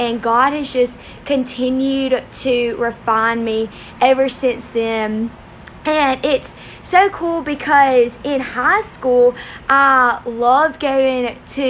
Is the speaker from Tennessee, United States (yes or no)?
no; Belzoni, Mississippi, United States; I'm from Belzona, Mississippi.